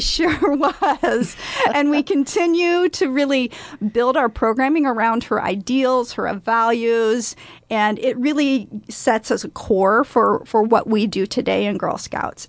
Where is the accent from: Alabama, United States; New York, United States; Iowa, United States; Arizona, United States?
Iowa, United States; Council Bluffs; moved away as an adult; now in Omaha, United States; I grew up in Council Bluffs, Iowa